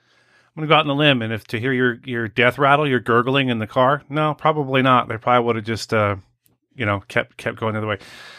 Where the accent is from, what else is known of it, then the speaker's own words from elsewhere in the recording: Arizona, United States; people in my home state of Arizona